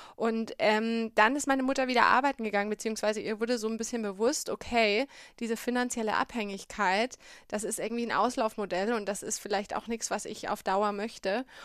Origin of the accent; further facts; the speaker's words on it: Bamberg, Bavaria, Germany; Also ich bin aufgewachsen in Bamberg, beziehungsweise in einem Vorort von Bamberg, in Bischberg